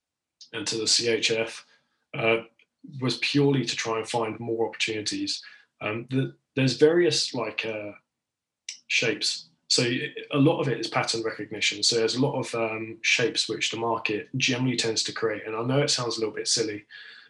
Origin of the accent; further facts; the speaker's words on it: United Kingdom; I'm British